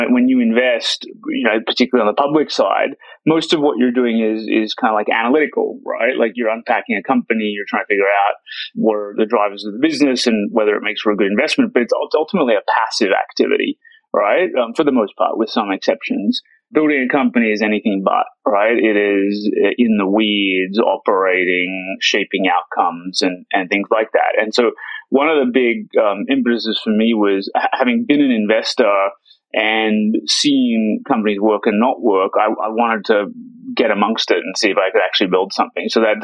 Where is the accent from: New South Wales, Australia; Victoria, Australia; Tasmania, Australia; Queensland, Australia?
New South Wales, Australia; Sydney; now in United States; I grew up in Sydney, actually, which is the biggest city in the country. Amazing quality of life, great place to live.